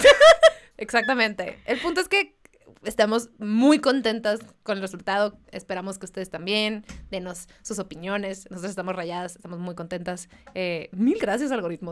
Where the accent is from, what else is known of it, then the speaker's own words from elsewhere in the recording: Mexicali, Baja California, Mexico; moved away; yo soy de Mexicali, entonces me fui